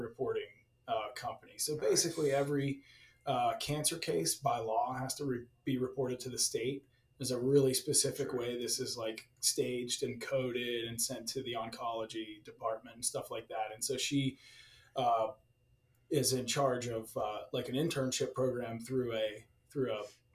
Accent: Pittsburgh, Pennsylvania, United States; moved away as an adult; also born or lived in Ohio / Virginia / Chicago; growing up in Pittsburgh, my first love was ice hockey

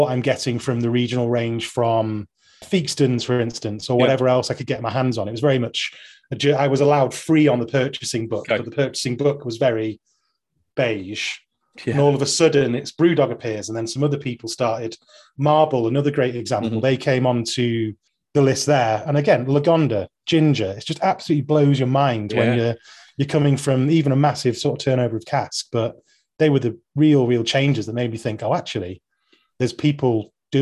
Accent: Manchester, North West England, United Kingdom; I'm from South Manchester

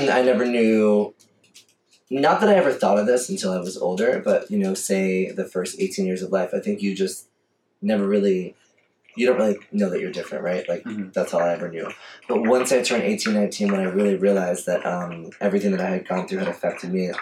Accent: Coral Springs, Florida, United States; moved away as an adult; also born or lived in Miami / New York; now in Atlanta, United States; I grew up in Fort Lauderdale, Coral Springs to be technical

